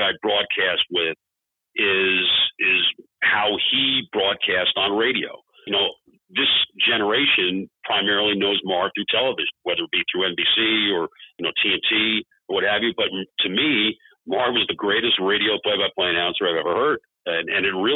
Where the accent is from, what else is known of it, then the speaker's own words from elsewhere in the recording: New York, United States; I grew up in New York